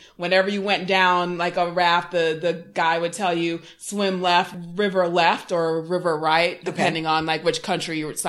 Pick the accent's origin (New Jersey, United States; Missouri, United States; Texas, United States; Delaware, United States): Texas, United States; Houston; also born or lived in Jamaica; now in Atlanta, United States; I am living in Atlanta. I grew up actually in Houston and / Jamaica. Not Jamaica, Queens, Jamaica, West Indies.